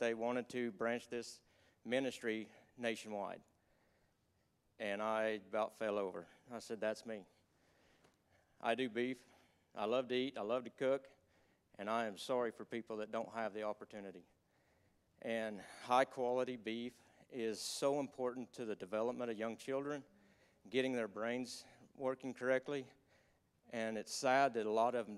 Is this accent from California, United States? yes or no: no; Newkirk, Oklahoma, United States; now in Pond Creek, United States; I grew up in Newkirk, and I moved to Pond Creek, Oklahoma.